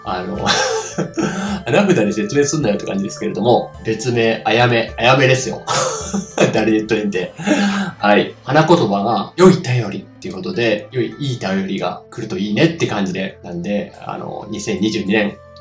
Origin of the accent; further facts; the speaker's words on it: Ishikawa, Japan; 僕は、えー、石川県の出身なん、出身というか、今も住んでるんですけれど